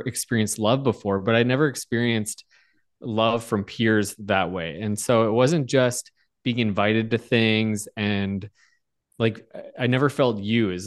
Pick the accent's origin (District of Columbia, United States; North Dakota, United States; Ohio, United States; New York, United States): North Dakota, United States; Bismarck; now in Fargo, United States; I grew up at Evangel in Bismarck, North Dakota.